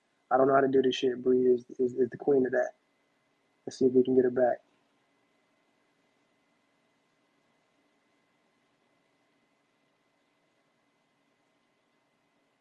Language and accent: English; Detroit, Michigan, United States; now in Brooklyn, United States; I'm from Detroit originally